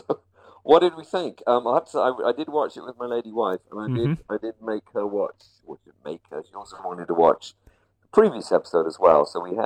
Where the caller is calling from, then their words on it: Hawaii, United States; I am calling in from the delightful tropical island of Maui in the Hawaiian archipelago, a colony of the United States of America.